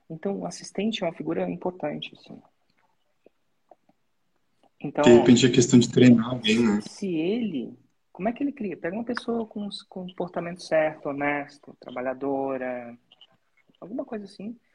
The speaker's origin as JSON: {"language": "Portuguese", "town": "Porto Alegre", "region": "Rio Grande do Sul", "country": "Brazil", "said": "sou de Porto Alegre, Porto Alegre, Rio Grande do Sul."}